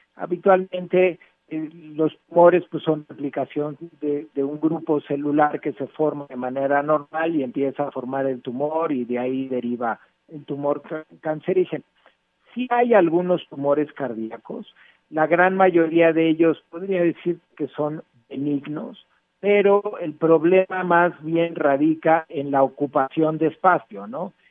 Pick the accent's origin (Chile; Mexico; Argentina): Mexico